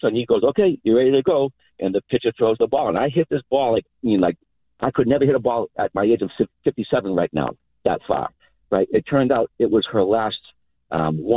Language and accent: English; Malden, Massachusetts, United States; now in Revere, United States; I grew up in Malden